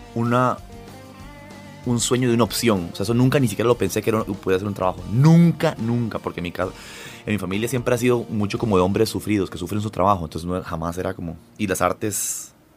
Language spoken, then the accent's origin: Spanish; Costa Rica; born or raised there; also born or lived in Lima, Peru